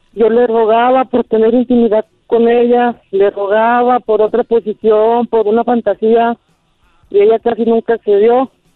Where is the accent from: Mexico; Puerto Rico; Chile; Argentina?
Mexico; Torreón, Coahuila; moved away as an adult; now in Durango, Mexico; Yo vivo en Durango Capital. Yo soy originario de Torreón, Coahuila, a tres horas de aquí